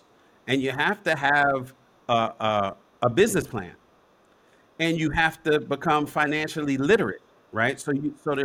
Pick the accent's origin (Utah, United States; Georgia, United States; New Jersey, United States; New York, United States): New York, United States; New York City; now in Los Angeles, United States; I was born in Harlem. I was born at Columbia Presbyterian Hospital.